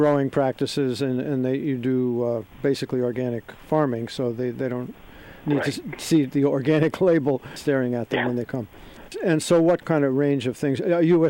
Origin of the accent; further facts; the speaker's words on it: Westport, Connecticut, United States; I grew up in Westport